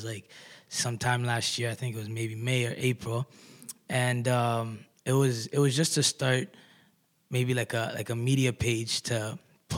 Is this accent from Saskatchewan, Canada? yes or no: no; Kitchener, Ontario, Canada; I'm an artist from Kitchener-Waterloo.